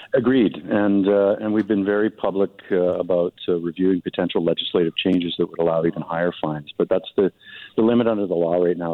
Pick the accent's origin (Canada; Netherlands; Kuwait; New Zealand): Canada; Lower Mainland, British Columbia; I grew up in the Lower Mainland